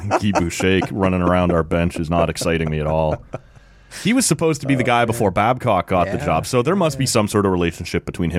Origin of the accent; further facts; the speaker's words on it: Oshawa, Ontario, Canada; I grew up in Oshawa. When he was an Oshawa Generals coach, loved him, right?